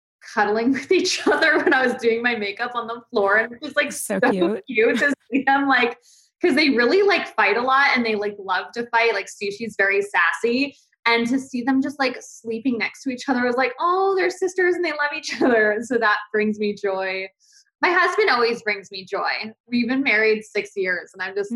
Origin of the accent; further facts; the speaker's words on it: Valencia, California, United States; also born or lived in New Jersey; I grew up mainly in Valencia, California, because I started seventh grade on there